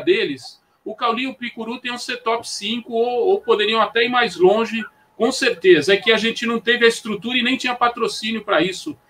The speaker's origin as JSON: {"language": "Portuguese", "region": "São Paulo", "country": "Brazil", "said": "eu sou de São Paulo, da capital"}